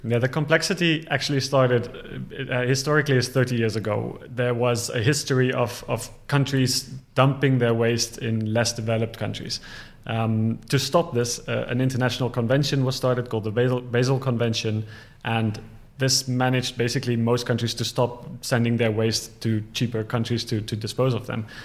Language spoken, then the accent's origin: English; Ghana; moved away; also born or lived in South Africa; I'm from South Africa. I grew up in Ghana